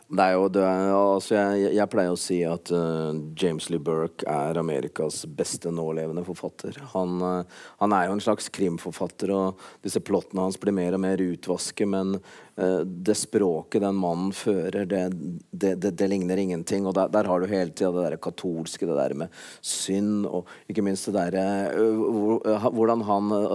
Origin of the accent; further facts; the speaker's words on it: Kongsvinger, Innlandet, Norway; der jeg kommer fra, i Kongsvinger-distriktet